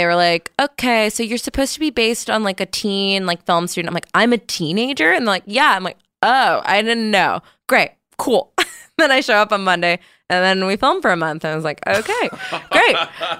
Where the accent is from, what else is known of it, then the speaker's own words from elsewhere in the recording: East Coast, United States; I love New York so much. I still prefer it in many ways. I'm from the East Coast.